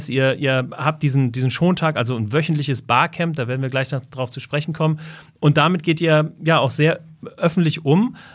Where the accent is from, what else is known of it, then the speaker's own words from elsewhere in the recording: Hesse, Germany; wir kommen ja beide aus dem Rhein-Main-Gebiet